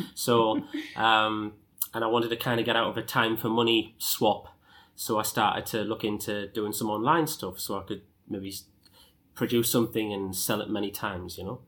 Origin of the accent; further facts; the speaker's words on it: Sunderland, North East England, United Kingdom; I started off as a dog walker in my hometown of Sunderland